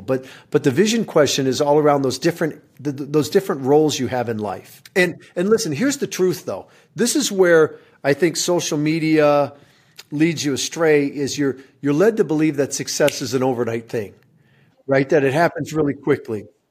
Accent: Michigan, United States; moved away; I, I grew up in Michigan

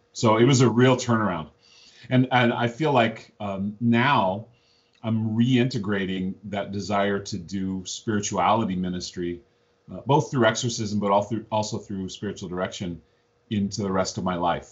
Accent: Missoula, Montana, United States; I grew up in Missoula, Montana

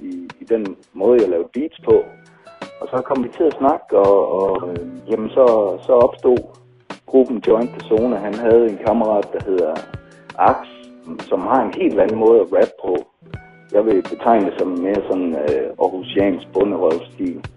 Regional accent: Silkeborg, Central Denmark Region, Denmark; en rapper her fra Silkeborg, hvor jeg kommer fra.

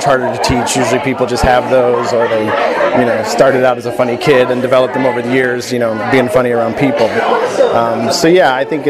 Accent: United States; moved away as an adult; also born or lived in Kansas / Nashville, Tennessee / New York; now in Los Angeles, United States; I grew up in Kansas and Nashville, Tennessee

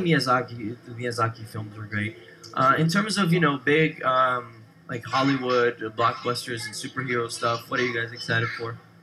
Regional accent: Brazil; moved away; I grew up in Brazil

